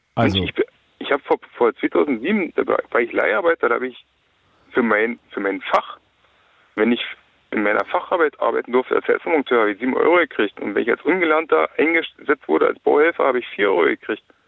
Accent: the East, eastern Germany, Germany; hier bei uns im Osten

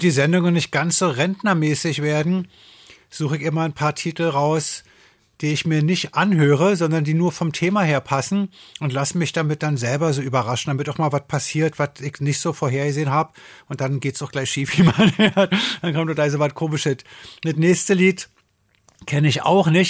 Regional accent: Berlin, Germany; Ich komme aus Berlin

